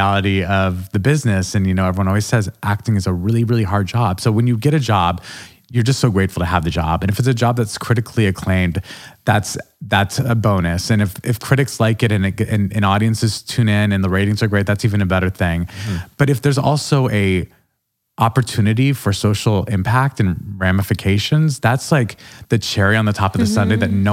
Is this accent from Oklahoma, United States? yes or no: no; Albuquerque, New Mexico, United States; moved away; also born or lived in New York City; all of my experiences in Albuquerque did sort of create the person I am now.